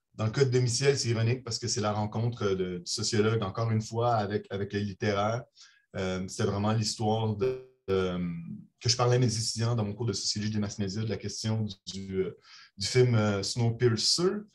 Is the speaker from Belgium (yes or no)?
yes; Brussels, Brussels-Capital Region, Belgium; now in Montreal, Canada; Je suis né à Bruxelles. je suis citoyen canadien et belge à la fois